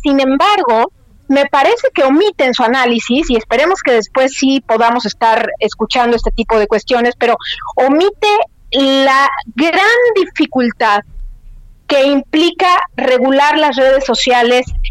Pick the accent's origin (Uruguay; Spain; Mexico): Mexico; moved away